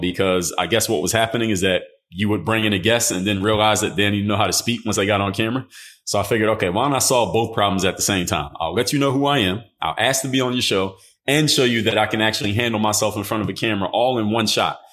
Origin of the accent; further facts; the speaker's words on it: Philadelphia, Pennsylvania, United States; I'm from Philadelphia